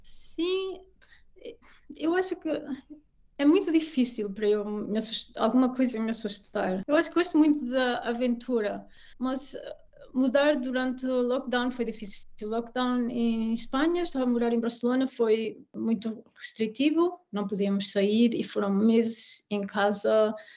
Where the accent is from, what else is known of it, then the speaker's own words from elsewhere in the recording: Portugal; moved away as an adult; also born or lived in England / Belgium / Brazil / Mexico; now in Munich, Germany; crescendo em Portugal